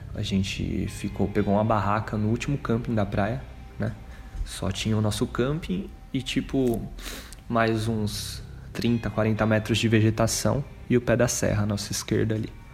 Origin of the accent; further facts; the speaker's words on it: Greater São Paulo, Brazil; eu sou daqui da Grande São Paulo